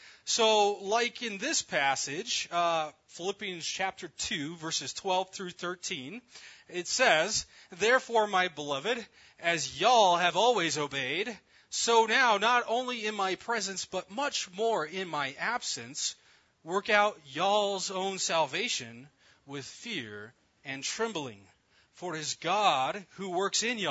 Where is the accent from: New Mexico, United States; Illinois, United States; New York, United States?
New Mexico, United States; moved away; also born or lived in Texas / Chicago; Growing up in New Mexico, there's always a lot of Texas jokes